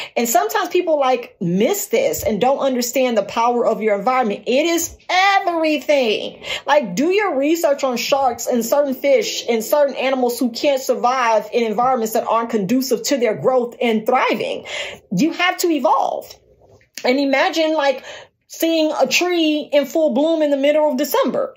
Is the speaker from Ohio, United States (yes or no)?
no; Gary, Indiana, United States; moved away as an adult; also born or lived in Tupelo, Mississippi; now in Dallas, United States; I was born and raised in Gary.